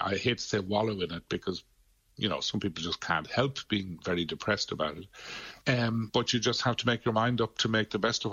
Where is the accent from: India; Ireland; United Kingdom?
Ireland; Glin, Munster; Yeah, I'm a Limerick native. I'm from Glynn, way out the west of the county